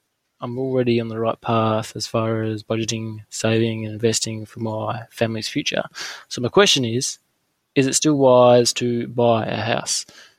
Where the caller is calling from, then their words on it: Bunbury, Western Australia, Australia; Yeah, g'day. … I'm calling from Bunbury, Western Australia